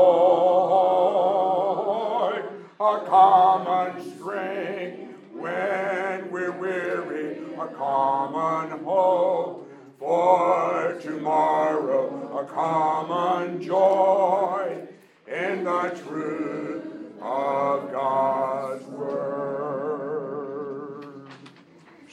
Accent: Alamo, Tennessee, United States; when Colette and I were growing up in Alamo, Tennessee

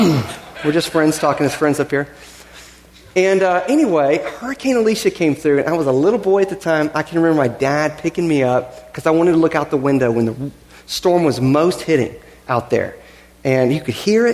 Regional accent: Galveston, Texas, United States; I grew up in Galveston

